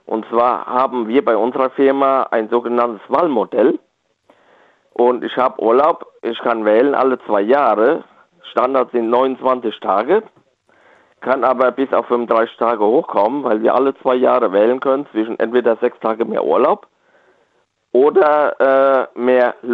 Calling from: Rhineland-Palatinate, Germany; Ja, ich bin aus dem Westerwald in der Nähe von Bad Marienberg.

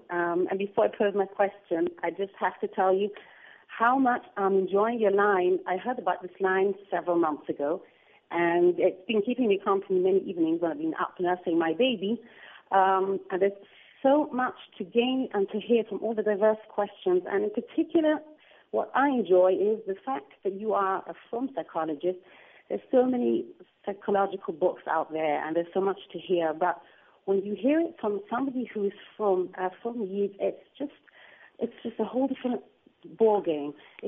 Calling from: Israel; I'm calling from Eretz Yisrael. It's actually almost morning here.

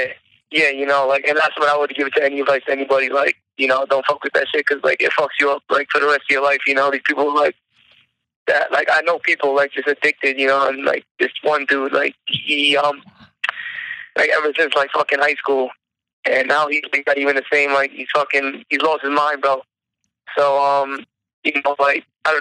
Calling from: Long Island, New York, United States; I'm calling from Long Island.

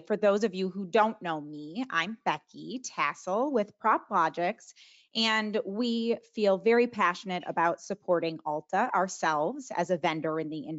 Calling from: Sarasota, Florida, United States; And I'm calling in from Sarasota, Florida

